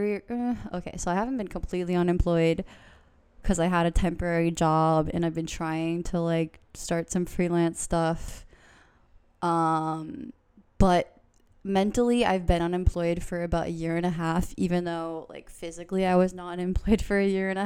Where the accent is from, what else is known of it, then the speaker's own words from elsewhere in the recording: Boston area, South Shore, Massachusetts, United States; I'm from the Boston area, from the South Shore personally.